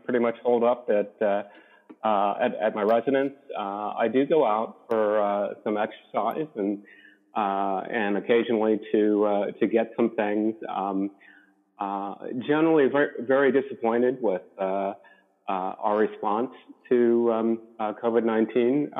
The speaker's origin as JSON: {"language": "English", "region": "Maryland", "country": "United States", "tie": "born or raised there", "also_born_or_lived": "Ithaca, New York", "moved": "as an adult", "lives_now": "San Diego, United States", "said": "Grew up in Maryland"}